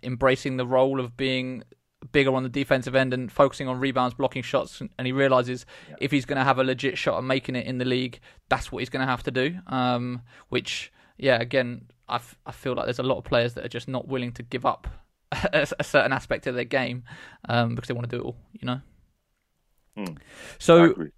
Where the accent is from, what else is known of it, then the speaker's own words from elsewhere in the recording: England, United Kingdom; we're from England